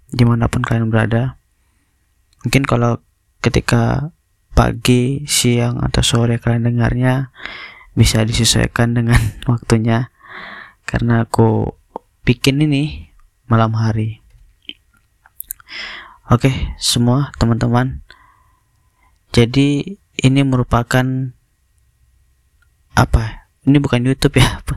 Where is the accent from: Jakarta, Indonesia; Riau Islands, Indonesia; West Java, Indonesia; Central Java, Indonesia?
Riau Islands, Indonesia; Batam; aku orang Batam